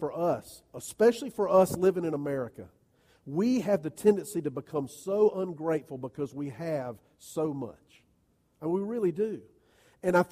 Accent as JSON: {"language": "English", "country": "United States", "said": "as American followers of Jesus"}